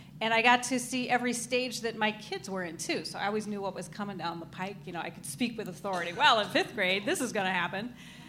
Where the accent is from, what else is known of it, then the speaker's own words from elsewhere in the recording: Oregon, United States; moved away as an adult; also born or lived in Arizona / Texas / California; now in Minnesota, United States; I was born in Arizona, and I spent my formative years until I was 18 in Oregon. Mm-hmm. Went to college there for a couple of years. Went to the University of Texas, graduated from there.